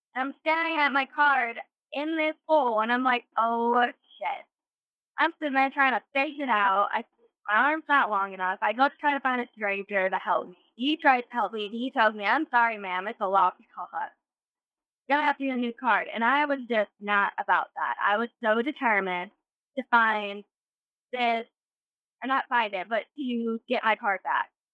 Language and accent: English; North Carolina, United States; I'm from North Carolina